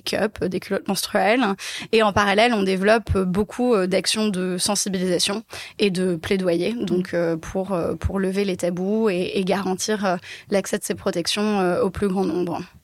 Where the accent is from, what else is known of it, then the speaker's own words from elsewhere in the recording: Paris, Île-de-France, France; Je suis née et j'ai grandi à Paris